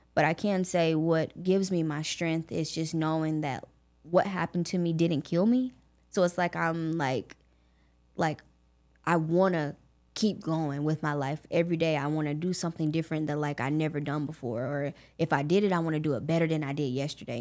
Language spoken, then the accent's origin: English; Augusta, Georgia, United States; I was born and raised in Augusta, Georgia